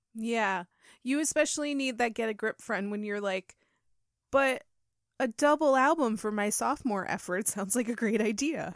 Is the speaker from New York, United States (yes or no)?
yes; New York, United States; we're Americans from New York